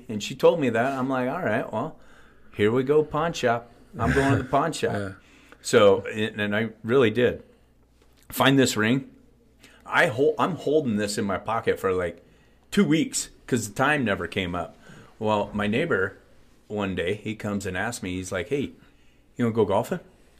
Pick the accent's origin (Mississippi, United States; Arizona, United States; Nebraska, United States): Nebraska, United States; now in Denver, United States; We grew up in Nebraska.